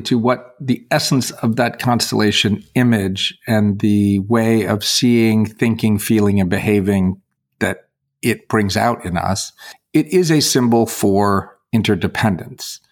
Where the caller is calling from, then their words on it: Louisville, Kentucky, United States; I'm calling you from Kentucky